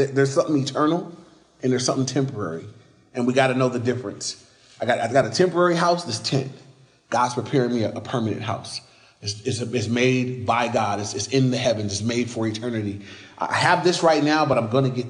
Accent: United States

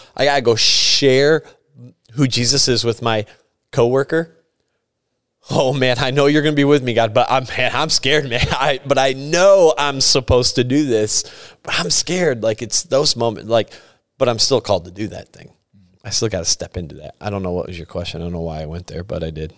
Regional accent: Sturgis, United States; moved away; I am from Sturgis. This was my church I grew up

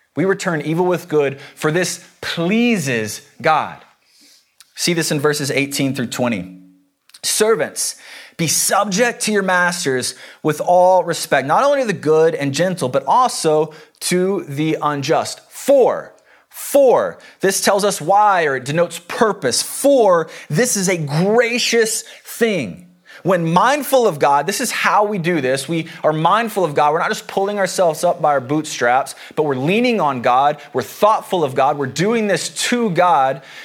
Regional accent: the South, United States; I come from the South. Uh, the Bible Belt.

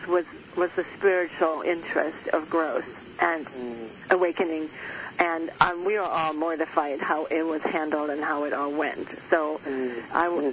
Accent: Germany; moved away; I was born and raised in Germany in the Catholic upbringing

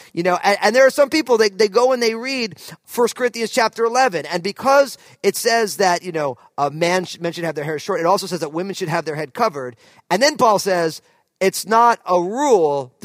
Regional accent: New Jersey, United States; moved away as an adult; also born or lived in California; now in Pacific Northwest, United States; I was from New Jersey

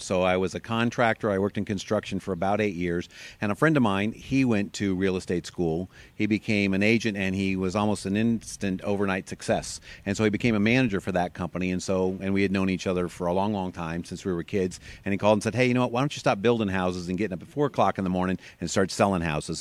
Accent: Tucson, Arizona, United States; also born or lived in Michigan; I'm from Michigan originally, but I've been here since fifth grade, so I love Tucson

